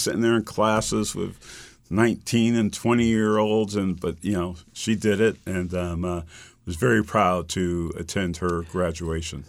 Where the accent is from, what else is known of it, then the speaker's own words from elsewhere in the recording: Springfield, Massachusetts, United States; I grew up in Springfield, Massachusetts.